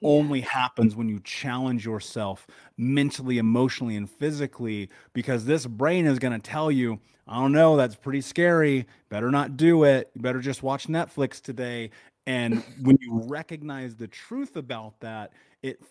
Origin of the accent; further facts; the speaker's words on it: Indianapolis, Indiana, United States; I grew up in Indiana, in Indianapolis, in America, the middle of the country, in the 80s.